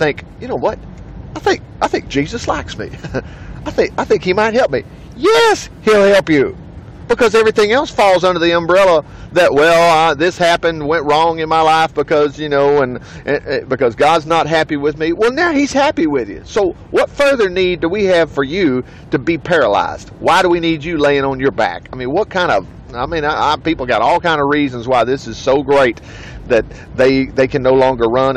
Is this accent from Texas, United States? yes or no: no; Alabama, United States; I'm from Alabama here